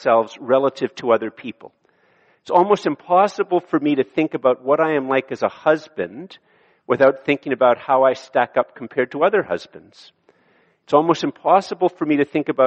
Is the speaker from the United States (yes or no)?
no; Ottawa, Ontario, Canada; also born or lived in Kenya; I was born in Ottawa and that I was born in a safe city at a safe time in a prosperous city